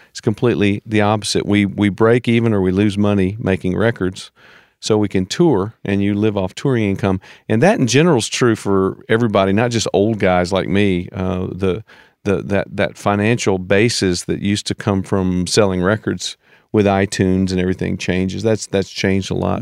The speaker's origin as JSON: {"language": "English", "country": "United States", "said": "as an American"}